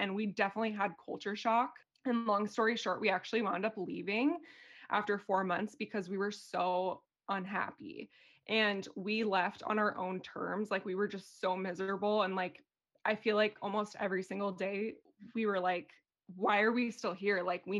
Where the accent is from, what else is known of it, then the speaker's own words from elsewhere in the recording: San Diego, California, United States; moved away as an adult; also born or lived in Boise, Idaho / Greenville, South Carolina / Syracuse, New York / Sweden; now in Austria; I am from San Diego originally, and I went to Boise State University for college